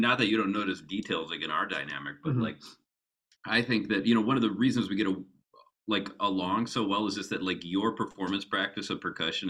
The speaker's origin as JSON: {"language": "English", "region": "Wisconsin", "country": "United States", "tie": "born or raised there", "said": "And I grew up in southern Wisconsin."}